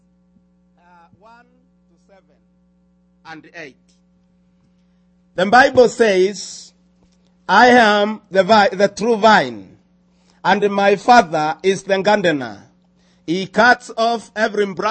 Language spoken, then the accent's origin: English; Nairobi, Kenya; first language Kimeru; English is a second language; I come from Africa, Kenya, Nairobi